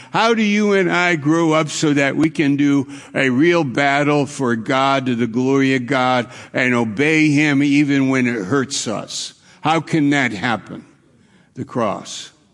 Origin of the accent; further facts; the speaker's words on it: New York, United States; moved away; also born or lived in Maine; I'm from New York